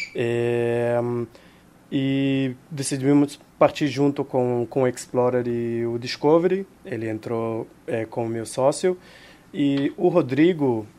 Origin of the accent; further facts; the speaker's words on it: Israel; Portuguese is a second language; now in Rio de Janeiro, Brazil; Eu nasci em Israel